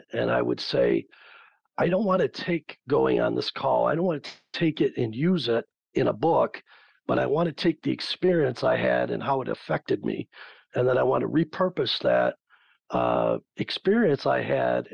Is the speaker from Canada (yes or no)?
no; West Michigan, United States; I was born here in West Michigan, to a very interested and talented family